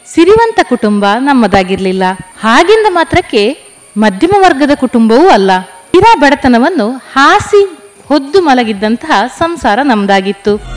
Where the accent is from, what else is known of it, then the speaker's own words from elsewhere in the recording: Moodbidri, Karnataka, India; now in Perla, India; ನನ್ನ ಹುಟ್ಟೂರು ಜೈನ ಕಾಶಿ ಶಿಕ್ಷಣ ಕಾಶಿ ಅನ್ನಿಸಿಕೊಂಡಂತಹ ಮೂಡಬಿದ್ರೆ